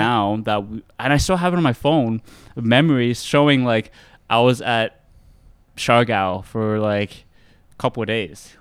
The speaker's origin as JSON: {"language": "English", "town": "Mississauga", "region": "Ontario", "country": "Canada", "tie": "born or raised there", "said": "I was born in Canada, yeah. born in Mississauga"}